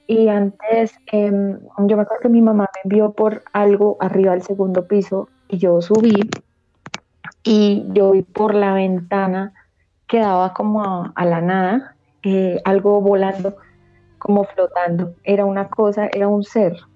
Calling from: Bogotá, Colombia; Ahorita desde Bogotá

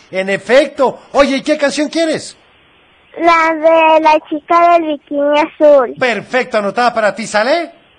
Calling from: Zapopan, Jalisco, Mexico; de Zapopan.

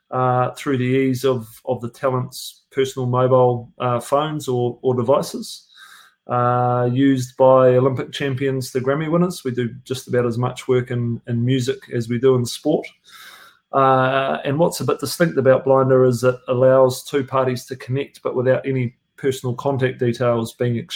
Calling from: Auckland, New Zealand; Mate, I am in Auckland, New Zealand, uh, sitting down near the viaduct, uh, near the water

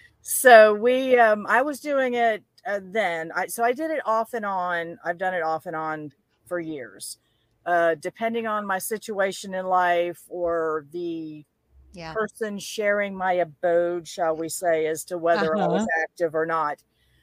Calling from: Florida, United States; I am in just north of Tampa in Florida.

